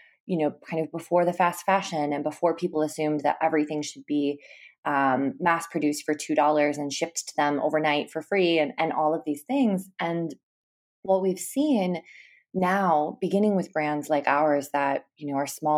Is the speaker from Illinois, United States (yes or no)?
no; Minnesota, United States; I grew up in Minnesota, which is actually where I am right now.